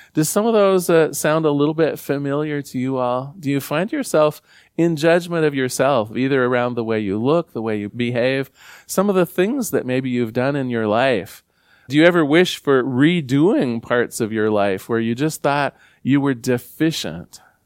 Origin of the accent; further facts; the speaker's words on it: Newport, Oregon, United States; growing up in Newport, Oregon